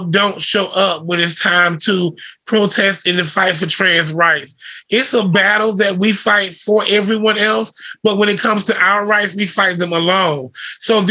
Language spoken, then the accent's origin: English; the South, United States; It was in our culture growing up in the South